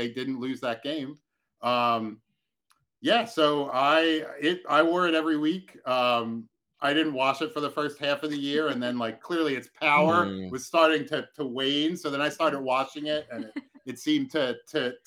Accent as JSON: {"language": "English", "town": "Philadelphia", "region": "Pennsylvania", "country": "United States", "said": "I'm from Northeast Philly"}